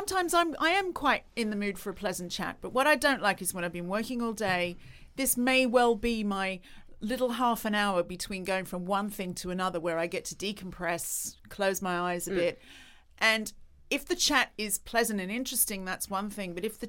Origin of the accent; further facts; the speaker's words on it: Australia; It's another part of being Australian.